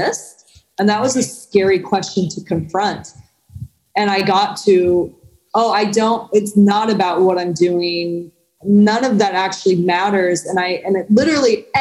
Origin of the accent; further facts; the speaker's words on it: San Diego, California, United States; moved away as an adult; also born or lived in New York City; my hometown of San Diego back in 2008, I was living in New York City previous